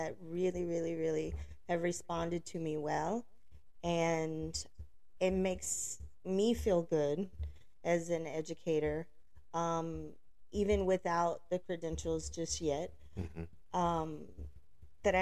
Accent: Alabama, United States; I grew up in Alabama.

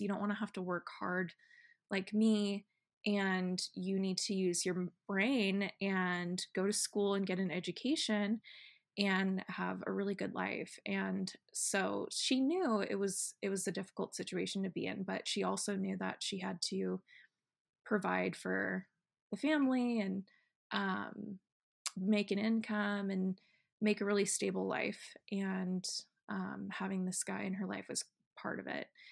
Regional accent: Estacada, Oregon, United States; moved away; I'm from Oregon, if you didn't know that already, and I grew up in a small town called Estacada

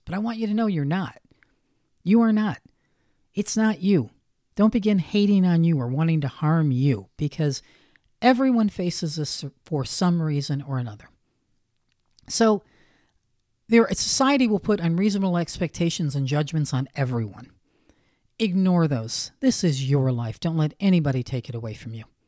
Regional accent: the North, United States; I was raised primarily in the North

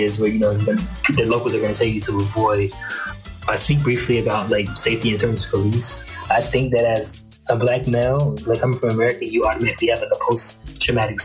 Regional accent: United States; moved away as an adult; now in Cali, Colombia; I'm a Black person living in Colombia, but like having a blue passport, being an American

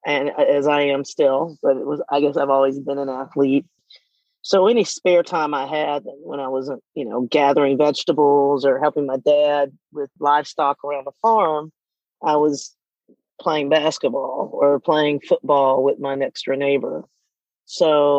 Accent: Irwinton, Georgia, United States; I grew up in a small town, a small farm, to put it exactly, just outside of Irwinton, Georgia.

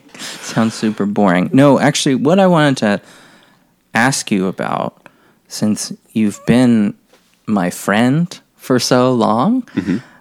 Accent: Maryland, United States; moved away; my home state of Maryland

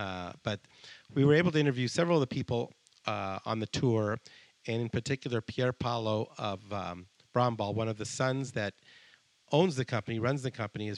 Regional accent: Colombia; born there; I was born in Colombia.

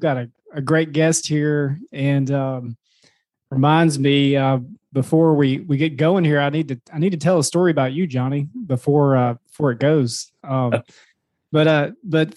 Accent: Madison, Mississippi, United States; we're from Madison

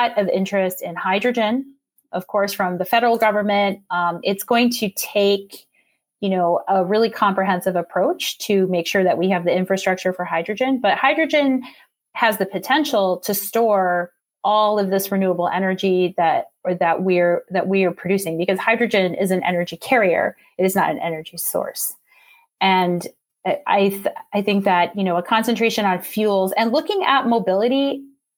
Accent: Western United States, United States; now in Michigan, United States; I grew up in the Western United States

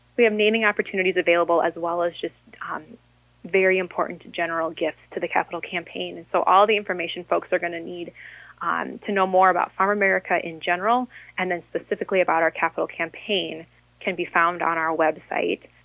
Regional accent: Harmony, Minnesota, United States; my hometown of Harmony

